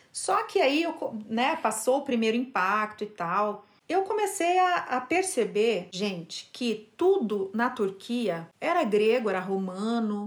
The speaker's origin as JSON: {"language": "Portuguese", "country": "Brazil", "moved": "as an adult", "lives_now": "Turkey", "said": "somos brasileiros"}